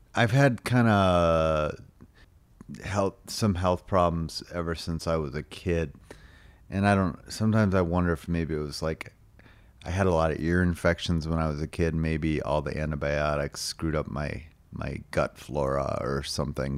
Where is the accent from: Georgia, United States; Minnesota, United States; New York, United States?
Minnesota, United States; St. Louis Park; also born or lived in Chicago, Illinois / Austin, Texas; I grew up in Saint Louis Park